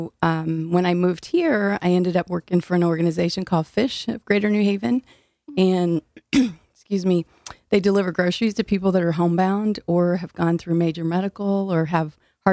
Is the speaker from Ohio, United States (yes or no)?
no; Illinois, United States; now in New Haven, United States; I am originally from Illinois.